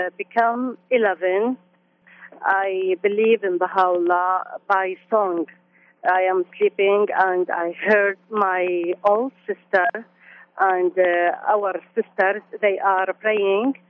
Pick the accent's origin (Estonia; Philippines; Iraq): Iraq; Baghdad, Baghdad Governorate; English is a second language; moved away as an adult; also born or lived in Amman, Jordan; now in Birmingham, United States; I'm born in Iraq. Our family, they are settled in Baghdad.